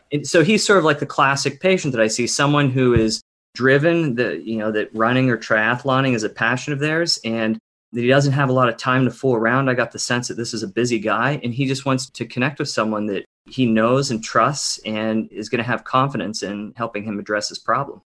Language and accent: English; Pittsburgh, Pennsylvania, United States; moved away as an adult; also born or lived in Delaware / New York City; now in Seattle, United States; I grew up on the East Coast in Pittsburgh, Pennsylvania, Western PA